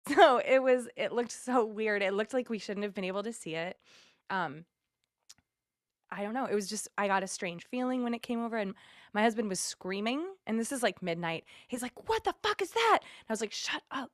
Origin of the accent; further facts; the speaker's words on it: Massachusetts, United States; moved away as an adult; also born or lived in Indiana; now in California, United States; I moved to Indiana from Massachusetts um, when I was like 21 and then moved to California after that and I'm the only person who doesn't live in New England